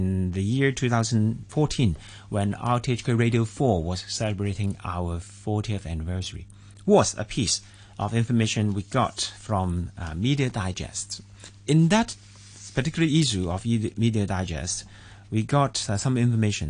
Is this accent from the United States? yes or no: no; Hong Kong; also born or lived in Australia / England; I was born in North Point, and then I studied in Central